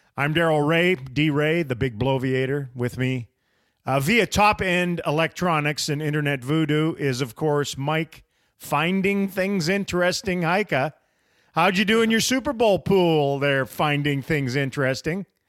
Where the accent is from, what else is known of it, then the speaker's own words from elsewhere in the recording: Canada; now in United States; As a Canadian slash American, 'cause I'm both now